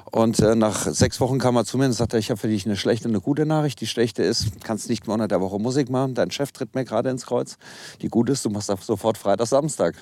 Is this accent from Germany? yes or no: yes; Kassel, Hesse, Germany; Also angefangen hat alles in Kassel. Ich komme gebürtig aus Kassel